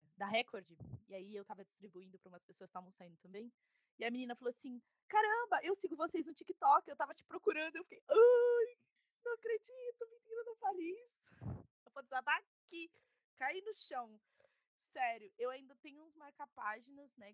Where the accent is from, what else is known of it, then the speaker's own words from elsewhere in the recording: São Paulo, Brazil; eu sou de São Paulo